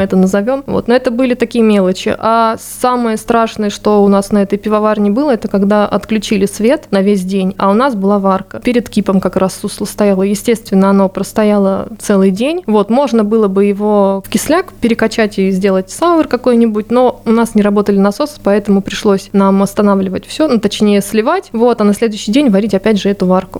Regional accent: Voronezh Oblast, Russia; moved away; я же из Воронежской области, из далекой деревни

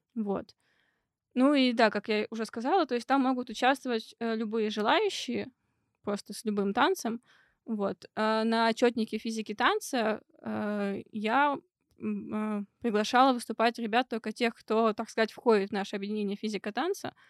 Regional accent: Perm, Perm Krai, Russia; moved away as an adult; now in Moscow, Russia; там, откуда я родом, из Перми, и где я училась первые два курса

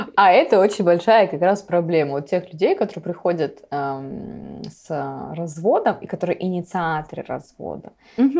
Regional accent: Vladivostok, Primorsky Krai, Russia; я вообще родилась в Владивостоке

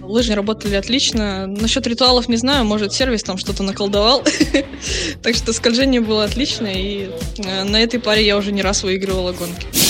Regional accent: Yelizovo, Kamchatka Krai, Russia; Очень горжусь тем, то, что я родом из Дальнего Востока, Камчатка, город Елизово.

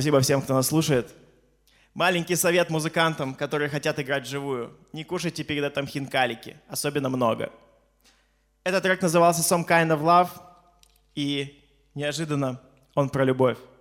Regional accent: Khabarovsk, Khabarovsk Krai, Russia; Мы ребята из Хабаровска, эфир из Хабаровска

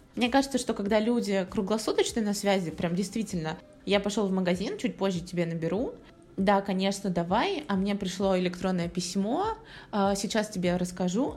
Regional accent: Volgograd, Volgograd Oblast, Russia; moved away as an adult; also born or lived in Saint Petersburg / United States; Я переехала в начале февраля из Петербурга обратно в свой родной город, Волгоград

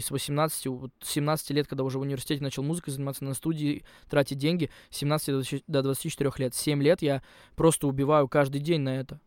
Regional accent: Yugra, Khanty-Mansi Autonomous Okrug, Russia; moved away as an adult; also born or lived in Surgut; now in Moscow, Russia; я же из Югры

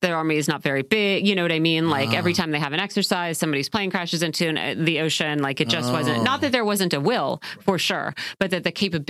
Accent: United States; I'm an American coming from the West. I didn't speak Chinese all that well.

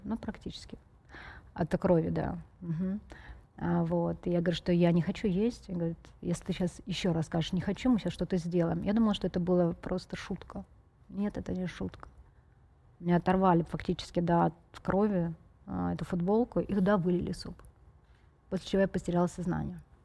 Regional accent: Feodosia, Crimea, Ukraine; я родилась в Феодосии

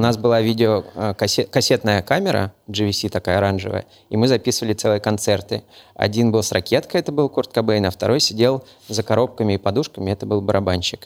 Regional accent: Moscow, Russia; also born or lived in Novosibirsk; Я родился, правда, в Новосибирске, но когда мне было, по-моему, 6 месяцев, меня привезли в Москву. И все, я больше нигде никогда не был.

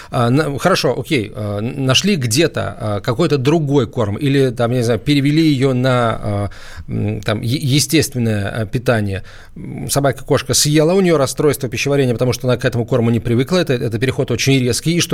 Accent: Saint Petersburg, Russia; Здравствуйте, я из Санкт-Петербурга.

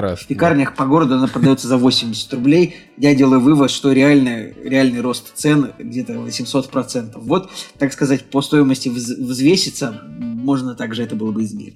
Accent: Saint Petersburg, Russia; Мы, мы, петербуржцы

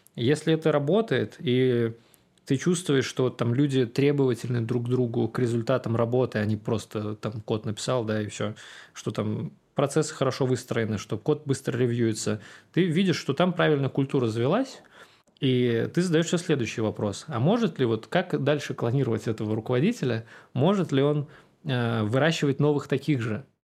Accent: Samara, Samara Oblast, Russia; Я вырос в Самаре

